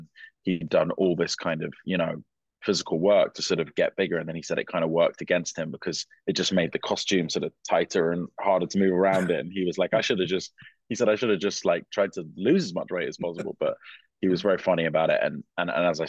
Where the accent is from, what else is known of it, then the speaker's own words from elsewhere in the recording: London, United Kingdom; I'm from London